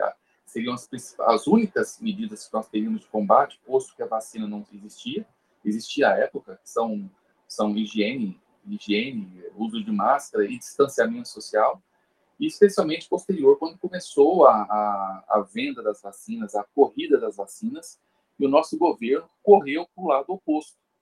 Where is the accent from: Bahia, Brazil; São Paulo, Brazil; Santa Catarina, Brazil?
São Paulo, Brazil; eu sou de São Paulo